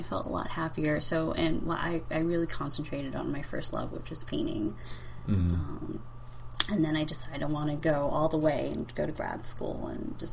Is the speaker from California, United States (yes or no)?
yes; Long Beach, California, United States; also born or lived in San Francisco; I'm from Los Angeles, a suburb of Los Angeles called Long Beach